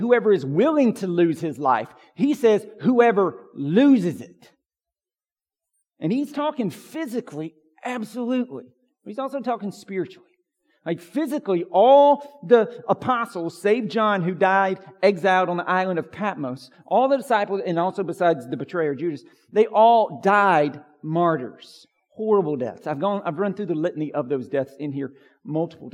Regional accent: United States; as American evangelicals

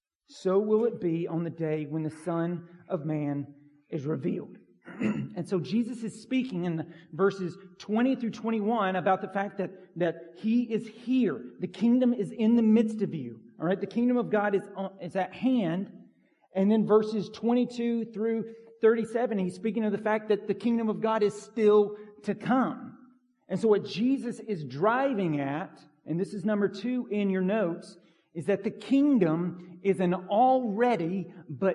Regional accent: Pine Log, Georgia, United States; the farm I grew up on in Pine Log

